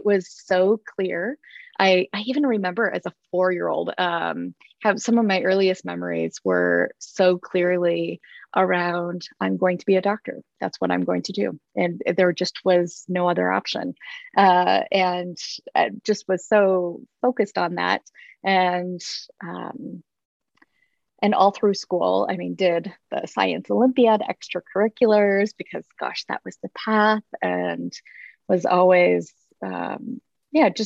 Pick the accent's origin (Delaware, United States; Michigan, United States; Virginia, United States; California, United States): Michigan, United States; Grand Rapids; moved away as an adult; also born or lived in Iowa / Kansas City; now in Spokane, United States; I grew up in Grand Rapids, Michigan. Spent my growing up years there.